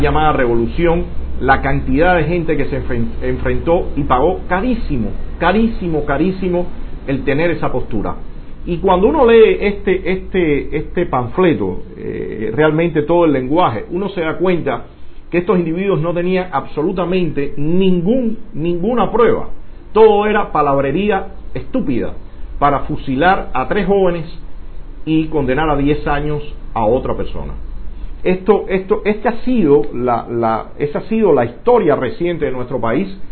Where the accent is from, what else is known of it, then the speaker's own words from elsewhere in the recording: Cuba; moved away as an adult; also born or lived in Mexico City; salí de Cuba